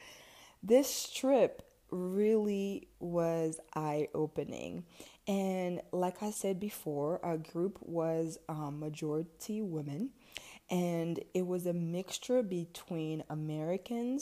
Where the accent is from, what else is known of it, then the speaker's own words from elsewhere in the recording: DR Congo; also born or lived in Ivory Coast / Cameroon; now in United States; I was born in Ivory Coast and I lived there for about 3 to 4 years. And then I moved to the Democratic Republic of Congo, where my entire family is from